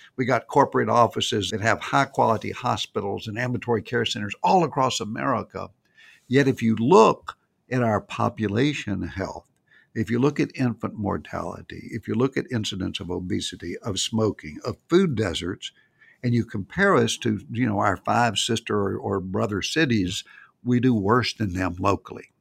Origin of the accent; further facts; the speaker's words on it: Nashville, Tennessee, United States; it was Nashville, 'cause that's my hometown